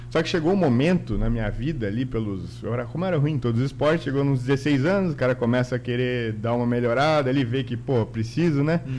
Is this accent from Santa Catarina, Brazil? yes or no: yes; Guaramirim, Santa Catarina, Brazil; also born or lived in Peru; Aí, enfim, se apaixonaram e eu nasci lá, eu nasci no Peru. E, Peruano, então. É, e eu com nove meses já vim para Guaramirim, né? A gente já veio para o Brasil e tal.